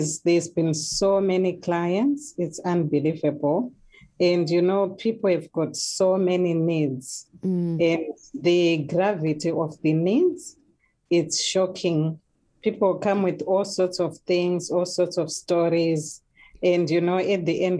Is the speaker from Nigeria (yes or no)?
no; Zimbabwe; moved away as an adult; now in New Zealand; I'm originally from Zimbabwe.